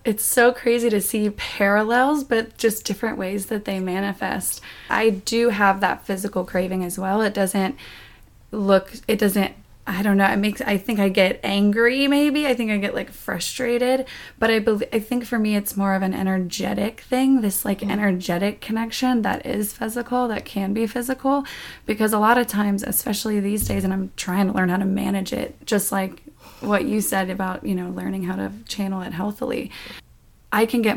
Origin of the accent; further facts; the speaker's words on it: the South, United States; I grew up in the South, and even though my family wasn't super strict religious necessarily